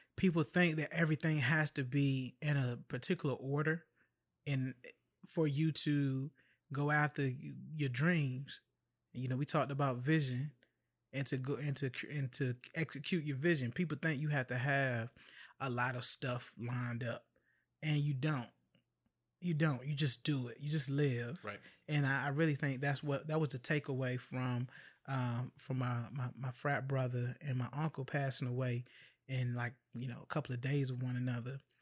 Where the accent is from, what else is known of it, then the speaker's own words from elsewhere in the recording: Chesapeake, Virginia, United States; I'm from Chesapeake, Norfolk, Virginia, man. I'm from southeastern Hampton Roads, Virginia, and have roots in uh, northeastern North Carolina